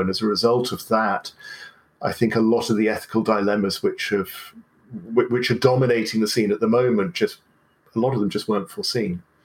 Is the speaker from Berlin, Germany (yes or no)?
yes; Berlin, Germany; I grew up in West Berlin in the 1970s and 80s